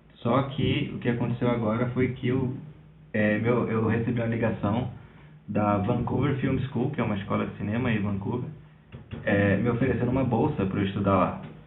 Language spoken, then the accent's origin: Portuguese; Recife, Pernambuco, Brazil; eu sou de Recife